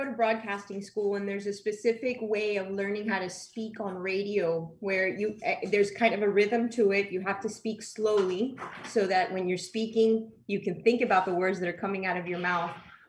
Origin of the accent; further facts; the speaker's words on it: Miami, Florida, United States; accent: Miami; You know, we're all Miami people. I had a hard time dealing with my Miami accent when I first started. And sometimes when I'm around my people, it comes out. I'm okay with it. I'm proud of it.